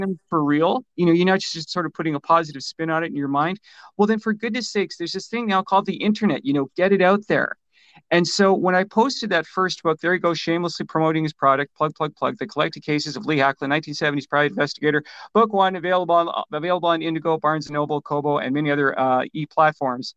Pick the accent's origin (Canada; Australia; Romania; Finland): Canada; also born or lived in Vancouver; I'm a Canadian